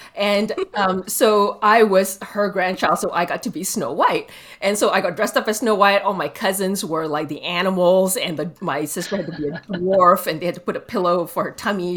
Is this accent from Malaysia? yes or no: yes; Malaysia; I grew up in Malaysia